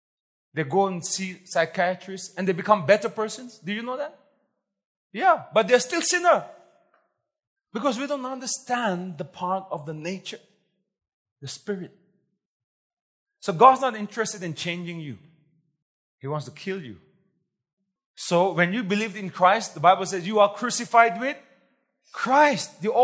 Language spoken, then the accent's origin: English; Nagaland, India; Nagas are confused because we don't know where we came from.